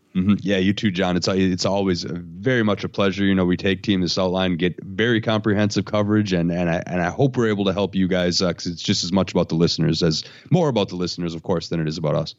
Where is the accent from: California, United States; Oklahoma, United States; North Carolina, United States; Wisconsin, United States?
Wisconsin, United States; Oshkosh; moved away as an adult; also born or lived in Madison, Wisconsin; I'm gonna go back to Oshkosh. That's my hometown